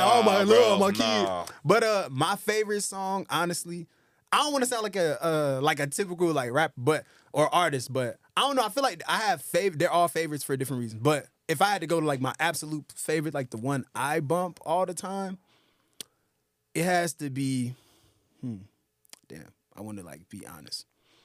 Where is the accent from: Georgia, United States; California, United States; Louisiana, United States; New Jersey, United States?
Georgia, United States; Atlanta; also born or lived in Brooklyn, New York; I was born in Brooklyn, New York, but raised in Atlanta, Georgia my whole life. So my mom's from Brooklyn. My dad's from Nigeria, actually.